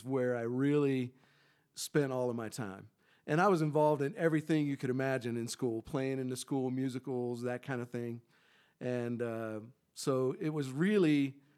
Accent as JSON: {"language": "English", "town": "Colorado Springs", "region": "Colorado", "country": "United States", "tie": "born or raised there", "said": "He got into the Falconeers the year I was born. And so I grew up around the Academy Band my whole life"}